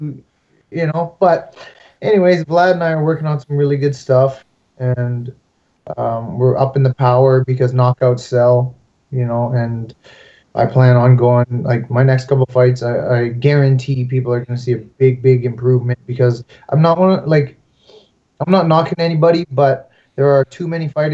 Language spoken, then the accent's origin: English; Canada; I'm very Canadian